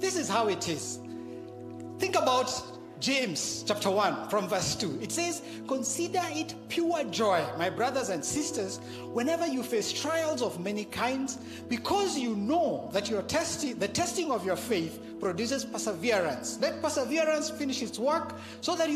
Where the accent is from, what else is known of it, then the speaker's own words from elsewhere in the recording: Kenya; I grew up in the Harambe system